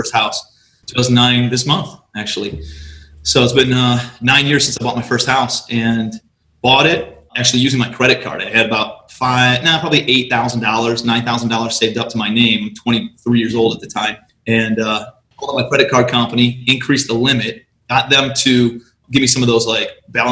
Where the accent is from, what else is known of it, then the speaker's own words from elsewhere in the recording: Cleveland, Ohio, United States; moved away as an adult; also born or lived in New York City; I'm from Cleveland